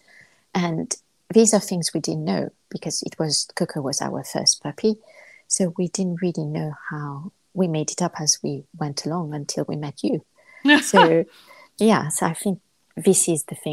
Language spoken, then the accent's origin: English; Mauritius; moved away; I'm from Mauritius